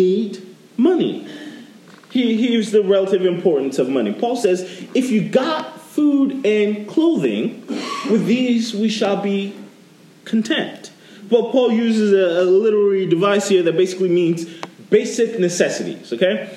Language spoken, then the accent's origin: English; New York, United States; now in Florida, United States; When I moved to Florida, I'm originally from New York